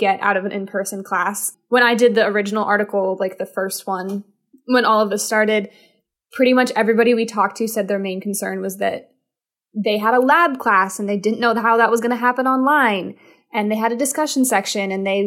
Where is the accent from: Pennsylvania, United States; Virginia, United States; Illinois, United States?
Virginia, United States; Falls Church; moved away as an adult; I am in Falls Church, Virginia, in my childhood home